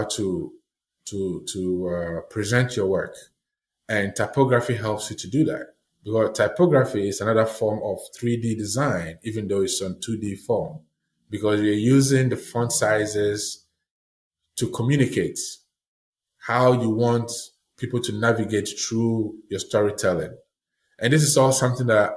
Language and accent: English; Ghana; moved away as an adult; also born or lived in Italy; now in Maine, United States; growing up in Ghana